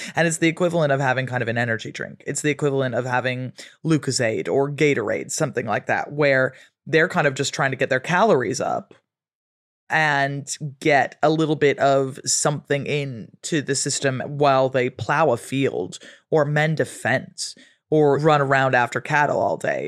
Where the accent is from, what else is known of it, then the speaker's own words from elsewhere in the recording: West Coast of America, United States; moved away as an adult; now in England; growing up on the West Coast of America